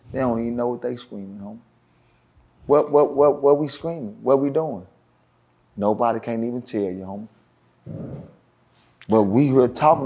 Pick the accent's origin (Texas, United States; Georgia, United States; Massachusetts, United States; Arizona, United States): Texas, United States; Dallas; I'm speaking from Dallas because it's where I'm from